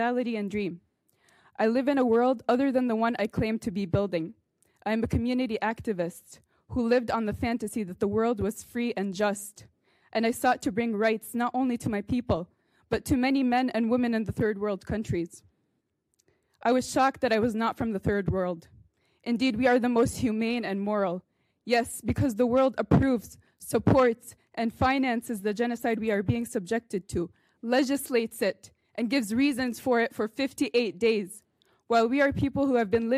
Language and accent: English; Minnesota, United States; I was born and raised in Minnesota. I graduated from Blaine High School in 2016